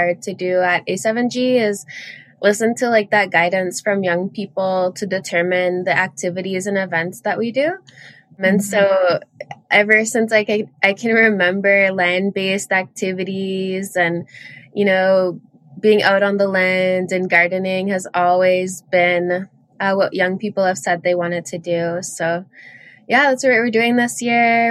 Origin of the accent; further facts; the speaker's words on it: Alberta, Canada; now in Ottawa, Canada; I'm originally from Alberta.